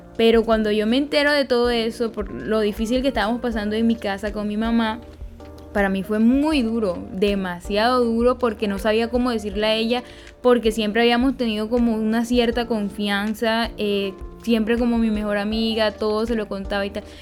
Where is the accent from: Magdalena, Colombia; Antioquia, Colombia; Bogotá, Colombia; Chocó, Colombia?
Magdalena, Colombia; Peñoncito; soy de Peñoncito Magdalena